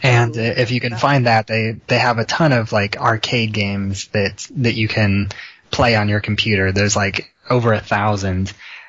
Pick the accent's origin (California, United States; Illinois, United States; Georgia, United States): Illinois, United States; I'm from Illinois.